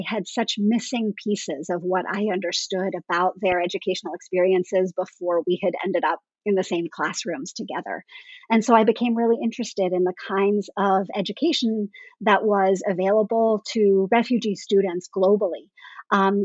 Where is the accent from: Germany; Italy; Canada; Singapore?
Canada; I grew up in Canada